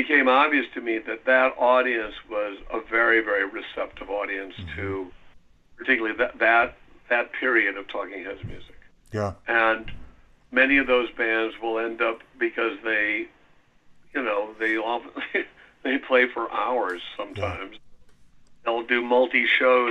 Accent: Milwaukee, Wisconsin, United States; moved away; also born or lived in New York; I grew up in Wisconsin, and my wife and I are both from Milwaukee

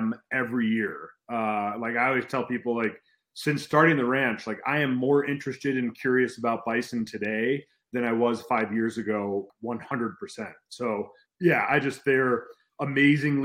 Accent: Chicago, Illinois, United States; moved away; I grew up in suburban Chicago

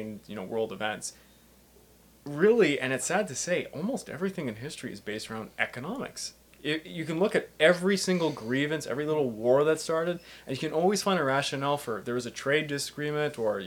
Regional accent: Canada; we're Canadian

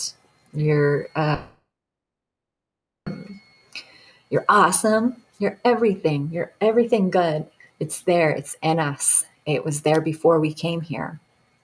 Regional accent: Detroit, Michigan, United States; now in Montana, United States; I moved away cross country because I'm from Detroit. And so moved all the way here in Montana.

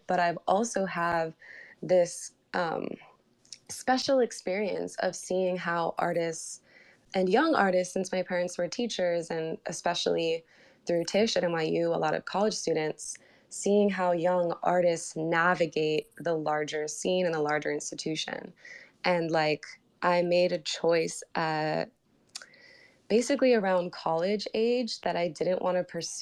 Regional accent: New York City, New York, United States; moved away as an adult; now in Los Angeles, United States; I was born and raised in New York City

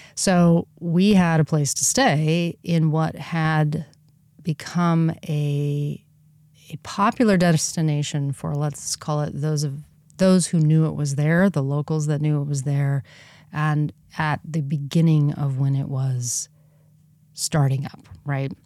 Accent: Southern California, United States; growing up in Southern California

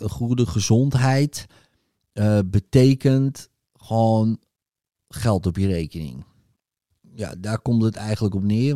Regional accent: North Holland, Netherlands; ik kom uit Noord-Holland, kunt u horen.

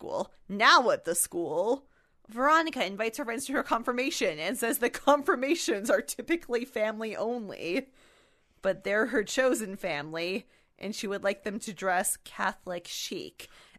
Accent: Canada; As a Canadian

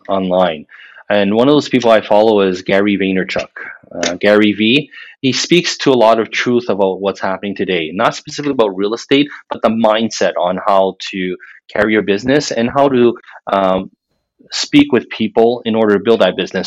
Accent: Montreal, Quebec, Canada; moved away as an adult; now in Ottawa, Canada; I was born and raised in Montreal

